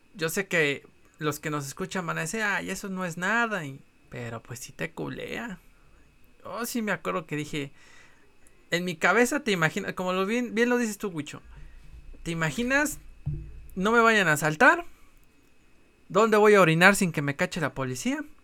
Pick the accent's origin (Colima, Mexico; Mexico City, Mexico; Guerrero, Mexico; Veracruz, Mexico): Mexico City, Mexico